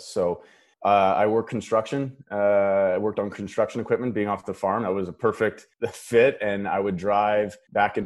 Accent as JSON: {"language": "English", "town": "Paradise Hill", "region": "Saskatchewan", "country": "Canada", "tie": "born or raised there", "moved": "yes", "lives_now": "Los Angeles, United States", "said": "So I grew up in a really small farming community. My hometown has 500 people in it"}